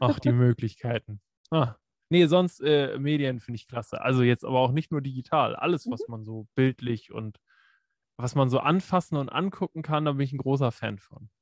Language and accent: German; Preetz, Schleswig-Holstein, Germany; moved away as an adult; also born or lived in Kiel; wo ich nach Kiel gezogen bin, aus Preetz